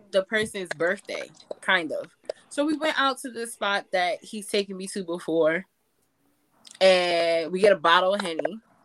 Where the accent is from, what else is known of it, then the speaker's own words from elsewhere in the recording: New York City, New York, United States; growing up in Harlem